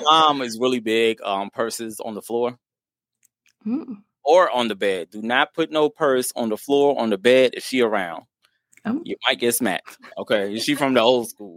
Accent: Virginia, United States; I'm from Virginia

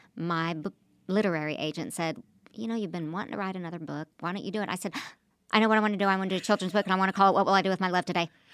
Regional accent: Oklahoma, United States; moved away; also born or lived in New York / Los Angeles; I'm from Oklahoma

